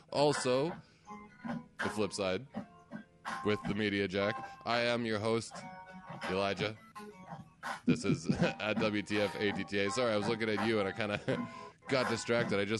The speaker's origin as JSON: {"language": "English", "country": "Canada", "said": "We are from the Great White North"}